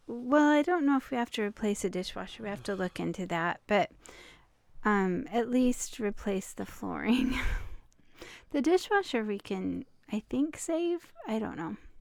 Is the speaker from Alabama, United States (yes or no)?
no; Hoquiam, Washington, United States; we're from the coast where life is slow and quiet.